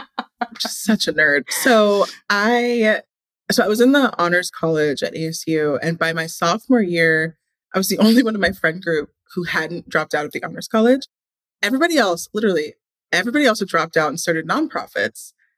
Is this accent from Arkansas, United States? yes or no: no; Indiana, United States; because I remember every summer growing up in Indiana, we would get our bikes, like we would bike around all day.